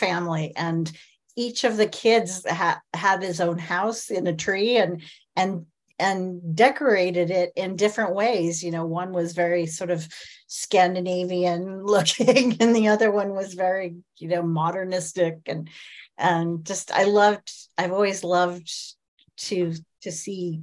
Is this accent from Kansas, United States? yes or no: yes; Kansas, United States; I grew up in Kansas.